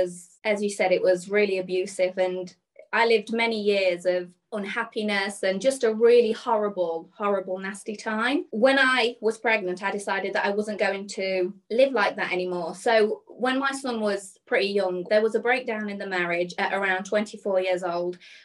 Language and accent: English; Burton-on-Trent, West Midlands, United Kingdom; also born or lived in Birmingham; I'm from a town called Burton-on-Trent. And growing up, I was just, you know, a normal girl